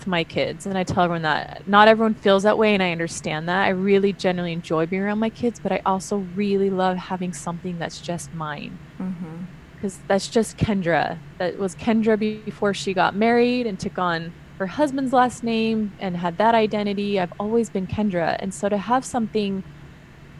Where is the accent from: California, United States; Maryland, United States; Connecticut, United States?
California, United States; also born or lived in Utah; I'm from California